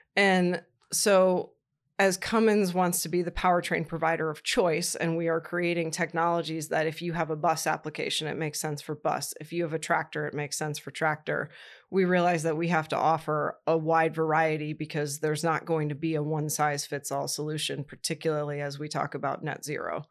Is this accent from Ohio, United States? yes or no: yes; Columbus, Ohio, United States; moved away; also born or lived in Indiana; I was raised in Columbus, Ohio